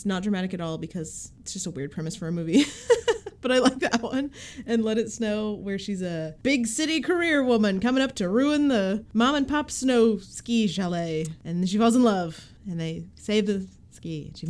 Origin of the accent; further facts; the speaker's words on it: Appalachia, United States; I, as an Appalachian